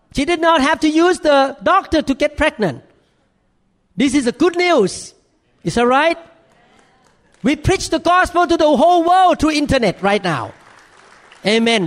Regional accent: Thailand; accent: thick accent; English is a second language; moved away as an adult; now in United States; in America as a Thai man

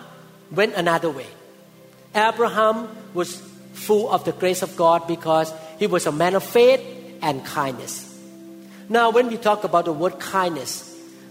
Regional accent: Thailand; moved away; when I was growing up in Thailand as a teenager

